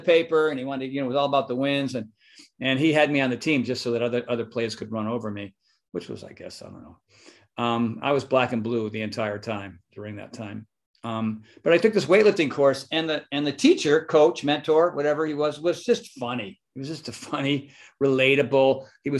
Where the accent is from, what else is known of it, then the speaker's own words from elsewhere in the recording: Northeast, United States; now in California, United States; Philly, Jersey, New York, Connecticut, Massachusetts, the East, the Northeast. We're a very opinionated, stressed